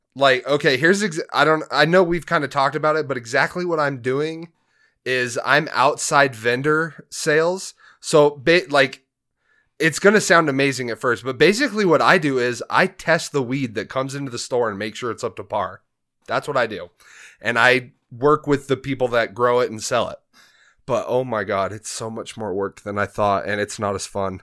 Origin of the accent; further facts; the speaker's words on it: Grand Junction, Colorado, United States; also born or lived in Denver, Colorado; We moved from Denver up here to Junction when I was twelve